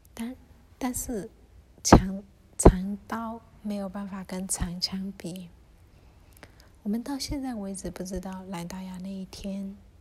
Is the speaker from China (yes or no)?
no; Myanmar; 我们缅甸人